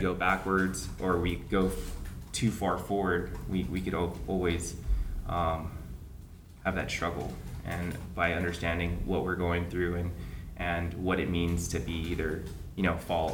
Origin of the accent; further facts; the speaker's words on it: Guam; growing up here, running around the jungles, the beautiful beaches that we have